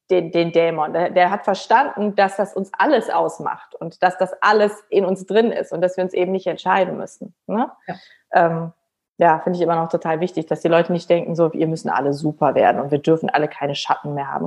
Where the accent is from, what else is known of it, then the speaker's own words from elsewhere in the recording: Rhineland, Germany; ich bin ja auch Rheinländerin